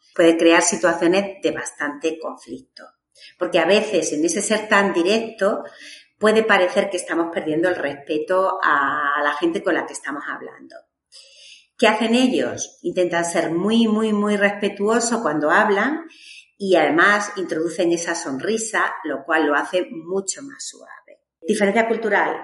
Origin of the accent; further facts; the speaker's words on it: Badajoz, Extremadura, Spain; yo soy de Extremadura, de Badajoz